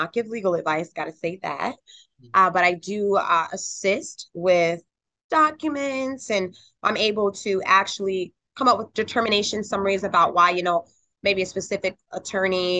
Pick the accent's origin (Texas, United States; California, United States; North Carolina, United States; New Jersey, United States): North Carolina, United States; also born or lived in Albany, New York; I actually went to middle school, high school, and college in North Carolina